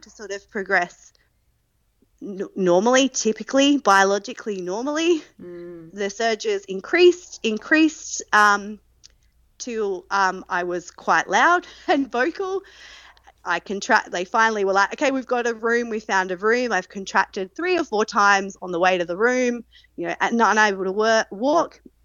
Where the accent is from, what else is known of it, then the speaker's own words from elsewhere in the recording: Adelaide, South Australia, Australia; moved away as an adult; now in Newcastle, Australia; I am originally from Adelaide, but since 2020, I've been living in Newcastle, New South Wales